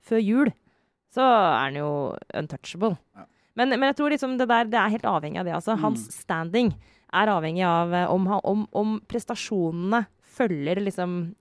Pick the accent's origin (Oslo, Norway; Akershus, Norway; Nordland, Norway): Akershus, Norway; Romerike; born or raised there